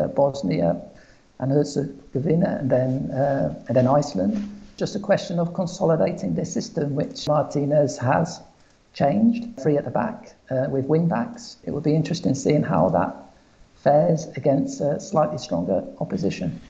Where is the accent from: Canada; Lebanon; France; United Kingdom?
United Kingdom; England; moved away as an adult; now in Portugal; I was brought up in England